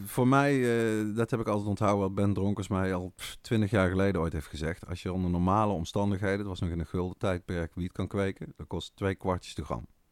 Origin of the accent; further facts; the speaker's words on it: Netherlands; wij dan echt als Nederlanders